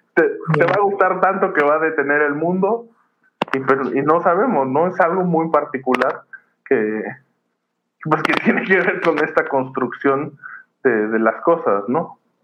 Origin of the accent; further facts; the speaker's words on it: Mexico; como mexicanos